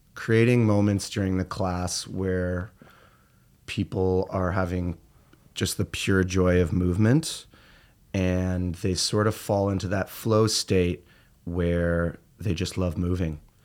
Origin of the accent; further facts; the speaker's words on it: Peterborough, Ontario, Canada; moved away as an adult; now in Toronto, Canada; I'm from Peterborough, so I'm, uh, I'm an Ontario boy, and, uh, I came from rural Canada and moved to Toronto